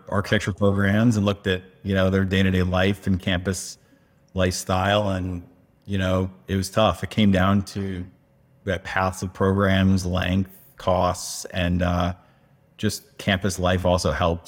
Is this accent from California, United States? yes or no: no; Connecticut, United States; moved away as an adult; also born or lived in Tucson, Arizona; now in Phoenix, United States; East Coast, uh, from Connecticut. Born and raised